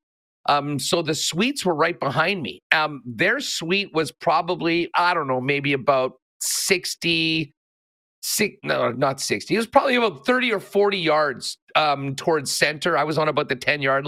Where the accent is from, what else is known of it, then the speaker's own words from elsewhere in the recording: Winnipeg, Manitoba, Canada; I'm from Winnipeg